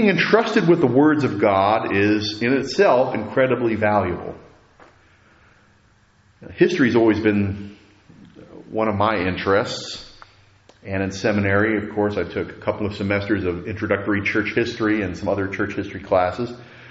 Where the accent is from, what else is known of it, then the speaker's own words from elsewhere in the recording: United States; as Americans